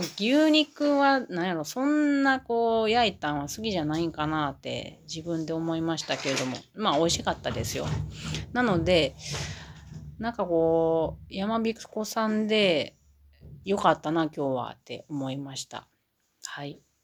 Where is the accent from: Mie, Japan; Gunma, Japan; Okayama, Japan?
Mie, Japan; Matsusaka; now in Gifu Prefecture, Japan; 私、三重県の松阪出身なので、松阪牛のところで育ってますけれど